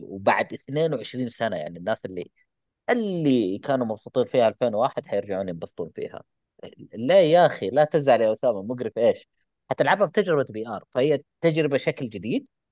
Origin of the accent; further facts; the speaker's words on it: Saudi Arabia; عندنا في السعوديه